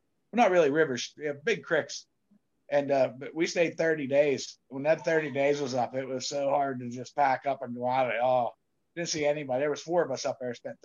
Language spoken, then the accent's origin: English; Pennsylvania, United States; I'm a hillbilly from Pennsylvania